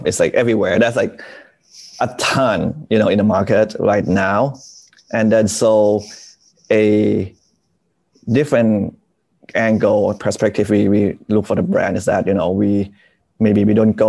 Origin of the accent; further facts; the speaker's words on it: Bangkok, Thailand; So I moved around a lot, you know, but I grew up mostly in Bangkok